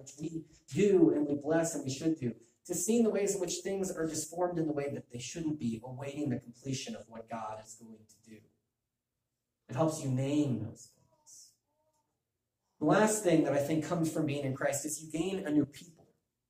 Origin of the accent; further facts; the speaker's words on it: Chicago, Illinois, United States; If I were to ask you to tell you about yourself, well, I'm a Chicagoan. I root for the Cubs.